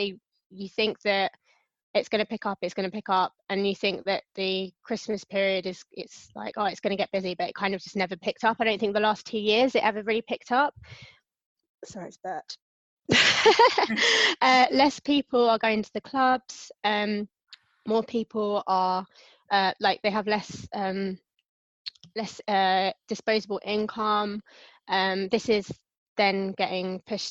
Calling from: London, United Kingdom; Calling from London, UK

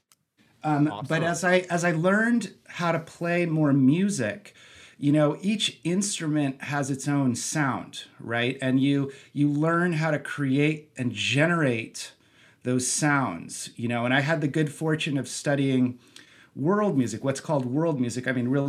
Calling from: Santa Barbara, California, United States; I am calling in from beautiful Santa Barbara, California.

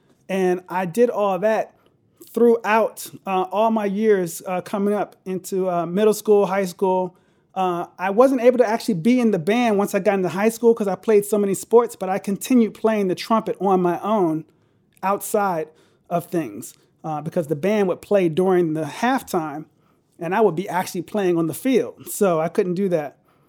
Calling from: Glenelg, Maryland, United States; I'm in between Baltimore and D.C., an area called Glen Elg.

